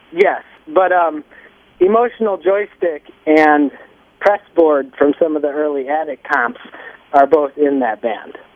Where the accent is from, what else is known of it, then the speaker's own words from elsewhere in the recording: Zion, Midwest, United States; We're from the Midwest